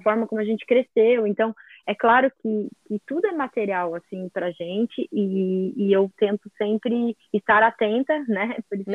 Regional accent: Brazil; Eu sou do Brasil

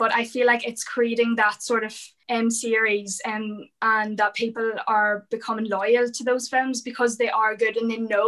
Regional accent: Ireland; as an Irish person

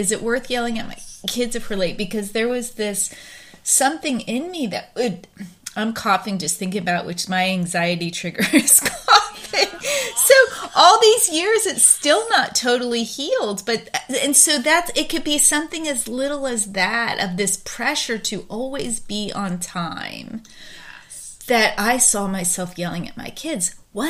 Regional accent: Pennsylvania, United States; now in Texas, United States; I grew up on the East Coast, which people talk louder and yell a little bit more on the East Coast in the Philadelphia suburbs than they do where I live now in Texas.

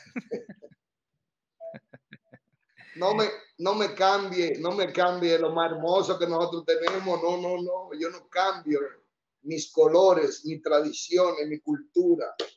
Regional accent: Santo Domingo, Distrito Nacional, Dominican Republic; yo nací eh, en San Lázaro. Esa es, viene siendo parte de la ciudad Intramuro, en la, ahí casi esquina Mercedes, en la Polvorín, casi esquina Mercedes. Ahí nací yo.

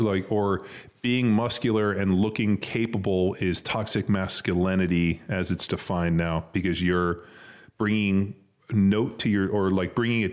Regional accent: California, United States; now in Texas, United States; we're from California. We live in Texas.

